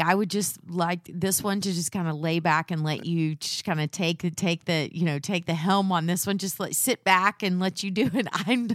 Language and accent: English; Texas, United States; I'm from the South, and we do those things, but we don't talk about them.